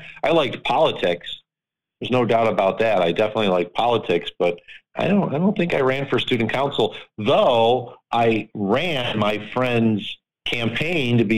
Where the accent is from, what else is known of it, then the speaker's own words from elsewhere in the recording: Lackawanna, New York, United States; I still have friends from when I grew up in Lackawanna